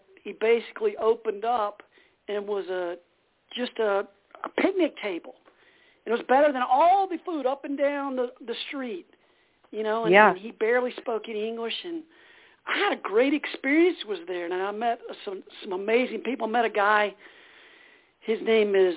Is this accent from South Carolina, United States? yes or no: yes; Greenville, South Carolina, United States; also born or lived in California; now in Massachusetts, United States; I grew up in Greenville, South Carolina